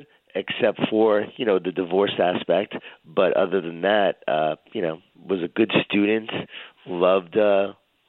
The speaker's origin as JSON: {"language": "English", "town": "Smithtown", "region": "New York", "country": "United States", "tie": "born or raised there", "said": "I grew up in Long Island, New York, in a Jewish-Italian family. A lot of food, a lot of guilt. A lot of wine, a lot of whining. And grew up in Smithtown, Long Island"}